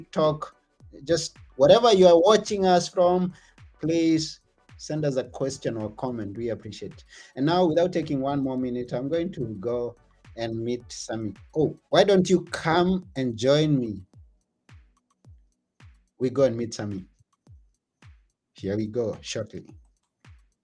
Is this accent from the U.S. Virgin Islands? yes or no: no; Kenya; I come from Kenya